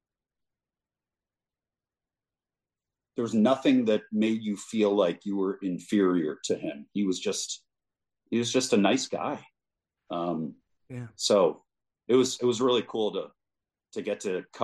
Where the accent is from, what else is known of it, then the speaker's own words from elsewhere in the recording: Chicago suburbs, Illinois, United States; moved away as an adult; also born or lived in Austin / Indianapolis; work at home in my hometown. And when I met my wife in Austin, and she happened to be from the Chicago suburbs too